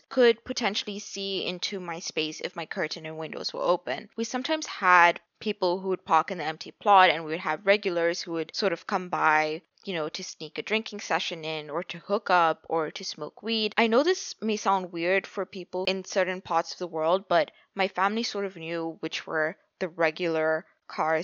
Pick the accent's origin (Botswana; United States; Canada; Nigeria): Botswana; Botswana is a small country